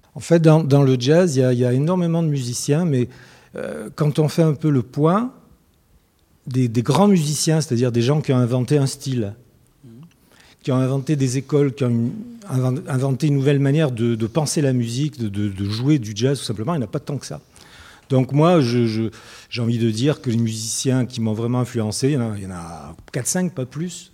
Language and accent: French; Souk Ahras, Souk Ahras Province, Algeria; je vis de Soukaras, c'est une ville en Algérie